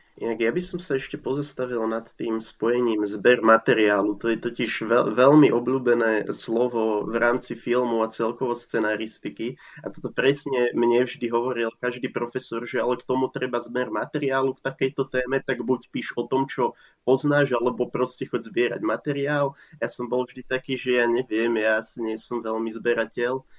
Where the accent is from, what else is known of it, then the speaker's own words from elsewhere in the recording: Slovakia; Ja som totiž tiež z vidieka a doteraz na tom vidieku žijem